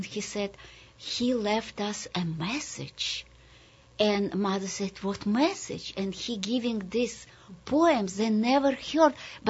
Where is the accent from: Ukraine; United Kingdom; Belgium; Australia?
Ukraine; Sharhorod, Vinnytsia Oblast; English is a second language; also born or lived in Kazakhstan; Yes, I grew up when I was born in Kazakhstan. And then my mother brought me to Ukraine, where in the little shtetl, Jewish shtetl, my grandmother was.